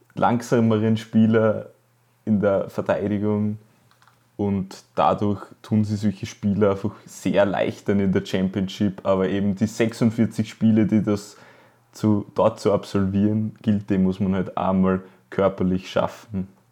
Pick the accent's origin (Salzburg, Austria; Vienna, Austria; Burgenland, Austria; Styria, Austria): Styria, Austria; als Steirer